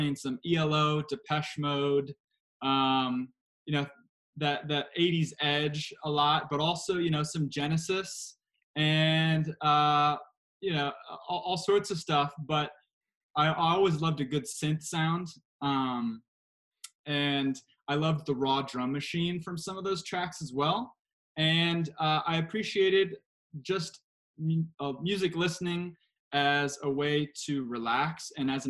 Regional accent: United States; I'm American

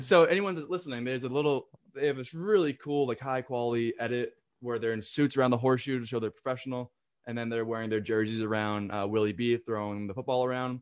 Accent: the North, Northeast, United States; moved away as an adult; now in South Carolina, United States; I'm from the north

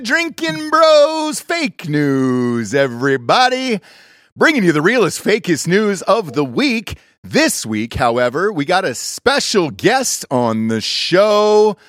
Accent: Georgia, United States; I'm from Georgia.

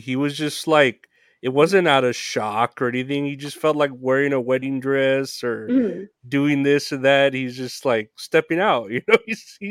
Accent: San Antonio, Texas, United States; I'm from San Antonio.

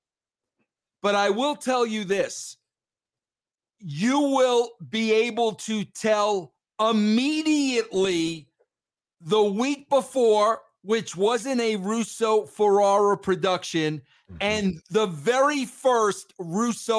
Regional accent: Long Island, New York, United States; I grew up in Long Island, New York

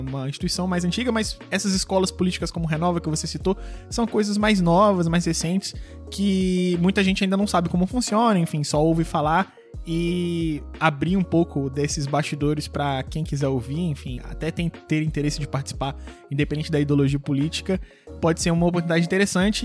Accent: Rio de Janeiro, Brazil; quando eu era pequeno, eu estudava no Colégio Pedro II

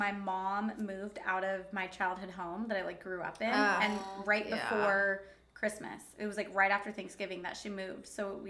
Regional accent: Anza, California, United States; when we grew up in Anza, like, it's, like, an hour away from, like, any major city, like a Costco or even, like, a Stater Brothers.

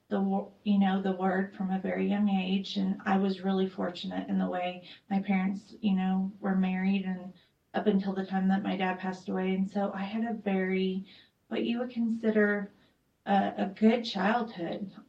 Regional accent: El Paso, Texas, United States; born there; I was born in El Paso, Fort Bliss area

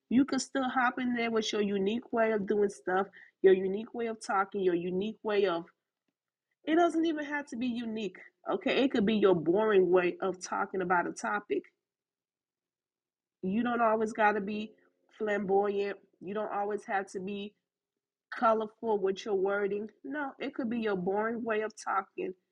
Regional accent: Haiti; accent: Haitian; my accent, the combination of my Haitian accent with my Southern accent, in the Americanness of me

